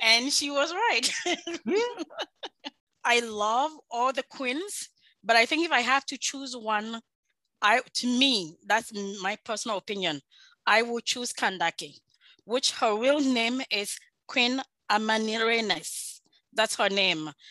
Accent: Ashanti, Ghana; I am from Ashanti, Ashanti Kingdom.

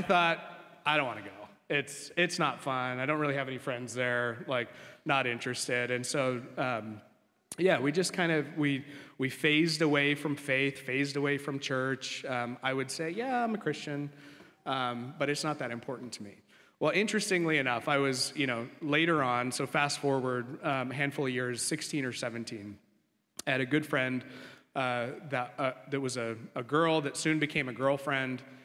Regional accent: Coeur d'Alene, Idaho, United States; moved away; grew up in Coeur d'Alene, Idaho, beautiful place.

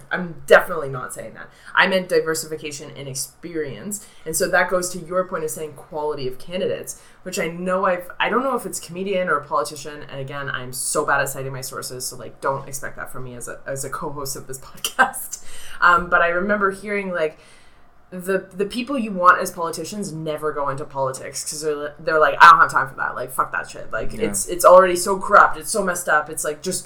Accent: Uxbridge, Ontario, Canada; I grew up in Uxbridge

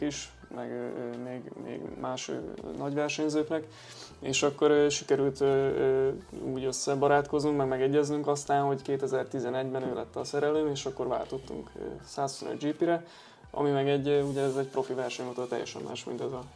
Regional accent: Hungary; én meg magyar vagyok

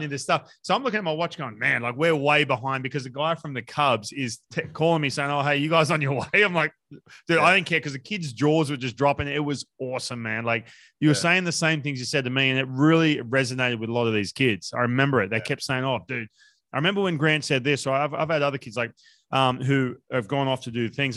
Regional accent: Newcastle, New South Wales, Australia; now in United States; growing up in Newcastle

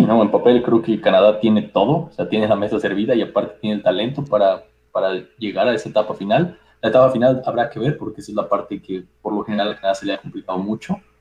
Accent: Mexico; como mexicano

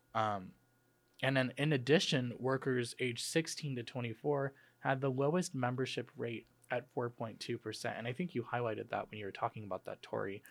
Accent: outside of Chicago, Illinois, United States; moved away; I'm from, uh, outside of Chicago

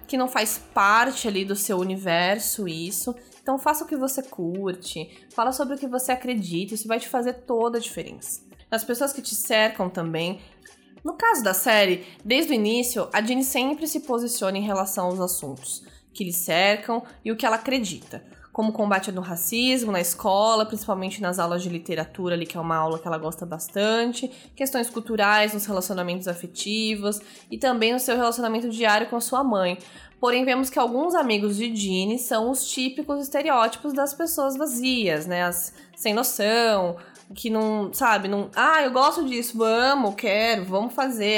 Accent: São Paulo, Brazil; na minha adolescência, eu tive o privilégio da minha mãe conseguir uma vaga para mim numa escola estadual no bairro do Tatuapé, na zona leste de São Paulo

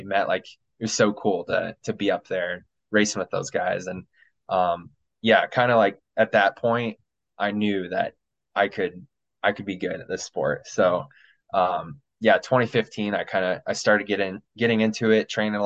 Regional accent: Illinois, United States; moved away as an adult; now in Colorado, United States; I'm from Illinois originally

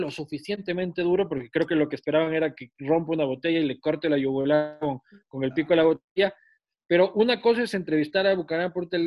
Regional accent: Quito, Pichincha, Ecuador; porque soy pues, de Quito.

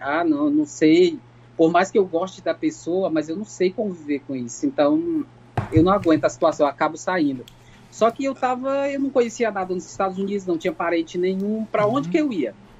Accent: Brazil; moved away as an adult; also born or lived in Americana, São Paulo, Brazil / Providence, Rhode Island, United States; now in Frankfort, United States; eu sou brasileira

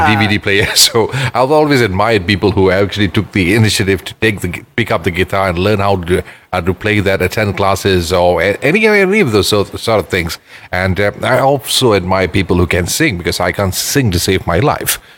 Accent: Ipoh, Perak, Malaysia; now in Kuala Lumpur, Malaysia; when I was growing up there, almost every house had a mango tree

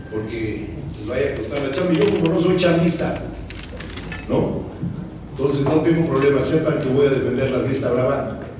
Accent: Mexico; tenemos que darnos nuestro lugar como mexicanos

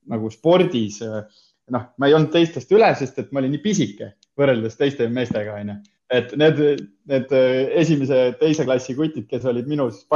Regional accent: Himmaste, Põlva County, Estonia; tulen siis Põlvast, äh, olen varsti juba kolmkümmend, hetkel kakskümmend üheksa aastat vana ja, ja üles olen kasvanud siis Immastes

